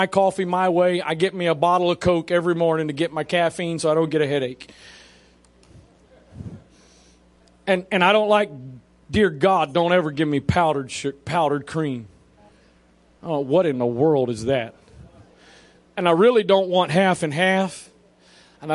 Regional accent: Maryland, United States; I'm born and raised in Maryland

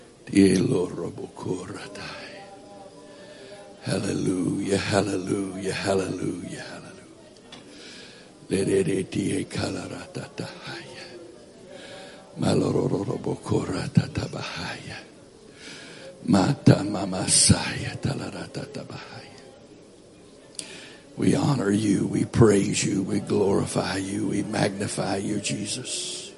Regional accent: Florida, United States; born there; I was born in Florida, even though I haven't lived that much time there.

